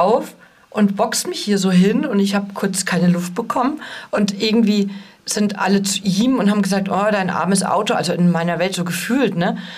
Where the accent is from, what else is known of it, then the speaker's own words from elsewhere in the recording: East Germany, Germany; ich komme ja aus dem Osten.